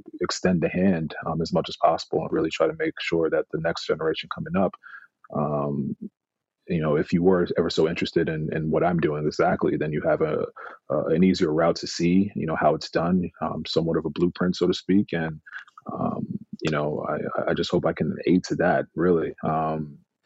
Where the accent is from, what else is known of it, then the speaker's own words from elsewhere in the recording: New York, United States; also born or lived in England; growing up in New York